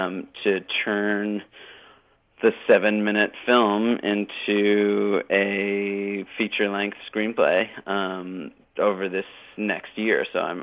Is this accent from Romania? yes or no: no; Canada; it's one of the beauties of being a Canadian that you can, you know, sort of like have support from people.